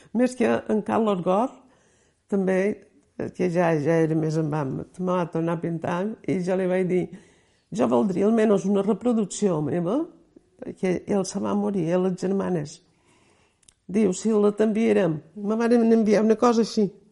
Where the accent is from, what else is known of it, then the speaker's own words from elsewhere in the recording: Pollença, Balearic Islands, Spain; also born or lived in Cala Sant Vicenç; néixer l'any 25, aquí a Pollença